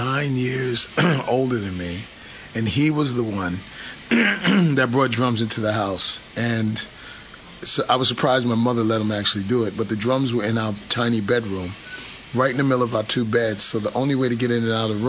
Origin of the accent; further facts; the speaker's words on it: New York City, New York, United States; growing up in the Bronx, I grew up in public housing